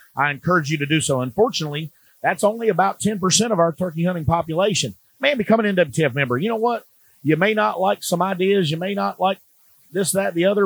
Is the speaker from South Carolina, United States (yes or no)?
yes; Charleston, South Carolina, United States; my hometown, Charleston, South Carolina